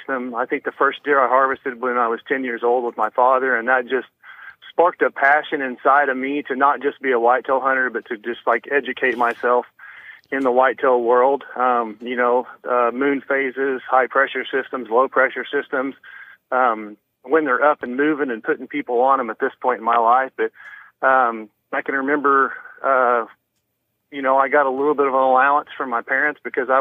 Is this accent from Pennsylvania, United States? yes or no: no; Greenfield, Missouri, United States; now in Kansas, United States; I was born and raised in a little town called Greenfield, Missouri